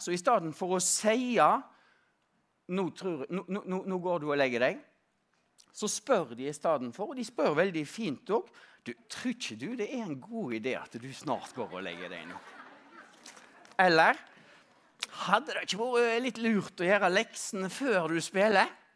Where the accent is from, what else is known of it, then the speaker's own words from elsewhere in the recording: Stord, Vestland, Norway; now in Oslo, Norway; På Vestlandet, på Stord, der jeg, der jeg kommer fra, Eh, nærmere bestemt på 70- og 80-tallet